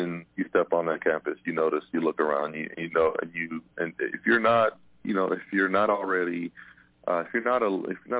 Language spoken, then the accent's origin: English; about 35 minutes from Chicago, Illinois, United States; moved away as an adult; I grew up about 35 minutes from Chicago